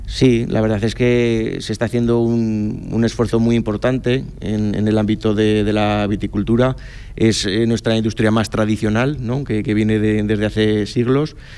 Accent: Cariñena, Aragon, Spain; mi pueblo

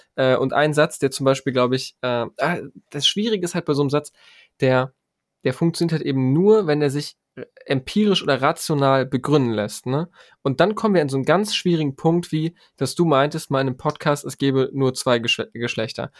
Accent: Germany; ich bin in Deutschland geboren, ich habe einen deutschen Pass, ich bin Deutscher

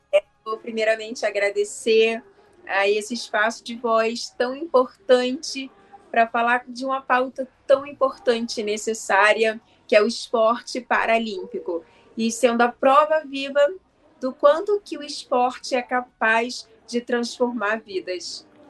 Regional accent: Rio de Janeiro, Brazil; Eu sou do Rio de Janeiro

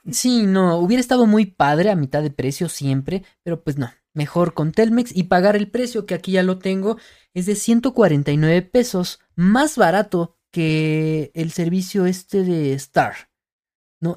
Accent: Mexico; soy mexicano y todo el rollo, no somos güeros de ojos verdes

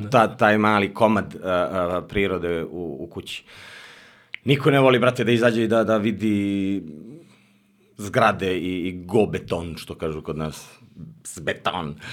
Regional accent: Kuršumlija, Toplica District, Serbia; born or raised there; moved away as an adult; now in Belgrade, Serbia

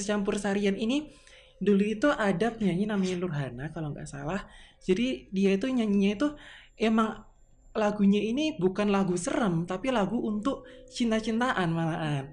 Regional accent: Tulungagung, East Java, Indonesia; asal saya ini memang asal Jawa asli yaitu Tulungagung

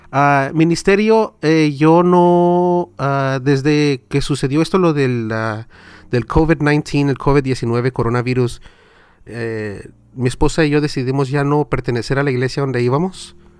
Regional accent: Southern California, United States; Mi español, yo nací y crecí aquí en Sur California. Es el peor español de todo el mundo

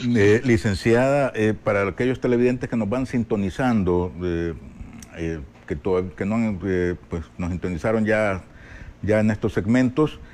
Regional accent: El Salvador

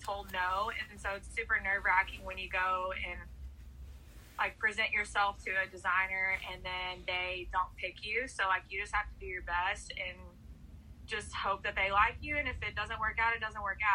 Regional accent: Brownsboro, Texas, United States; moved away as an adult; also born or lived in Dallas, Texas; now in Nashville, United States; I'm originally from a 2-stoplight town in Texas, in East Texas. It's called Brownsboro

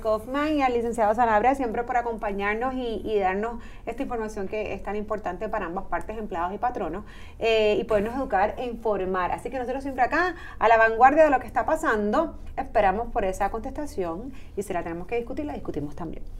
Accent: Puerto Rico; somos puertorriqueños

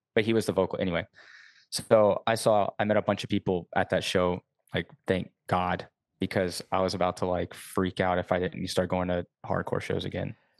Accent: Savannah, Georgia, United States; now in Montreal, Canada; I'm actually originally from Savannah, Georgia

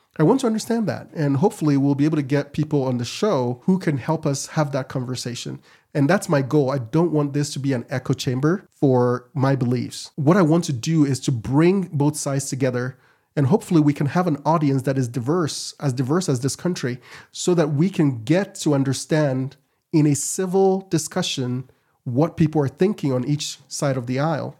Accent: Ghana; now in Utah, United States; I'm from Ghana originally.

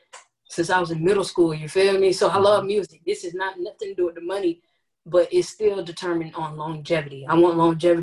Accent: Orlando, Florida, United States; being from Orlando

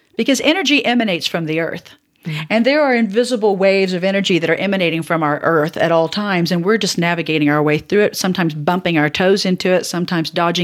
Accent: the South, United States; And I grew up in the South.

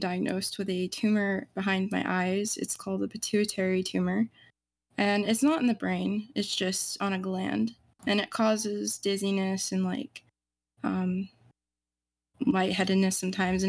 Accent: Southeastern United States, United States; I'm 19 and I'm from the United States Southeast.

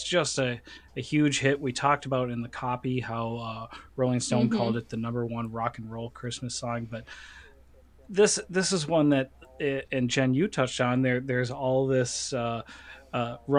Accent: Minnesota, United States; we're all from Minnesota

